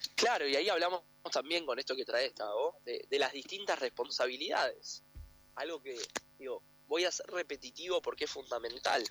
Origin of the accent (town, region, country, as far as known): Argentina